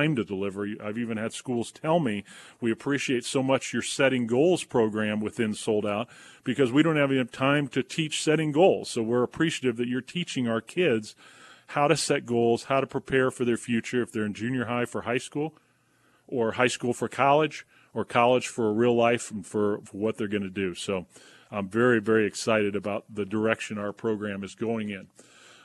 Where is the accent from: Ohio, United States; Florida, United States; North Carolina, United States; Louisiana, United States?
North Carolina, United States; Wilmington; Camp Lejeune, which is north of my hometown in Wilmington, North Carolina